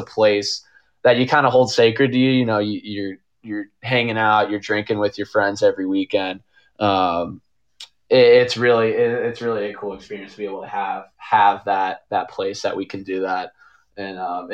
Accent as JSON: {"language": "English", "town": "St. Louis", "region": "Missouri", "country": "United States", "tie": "born or raised there", "said": "I love St. Louis. Obviously, that's where I was born and raised."}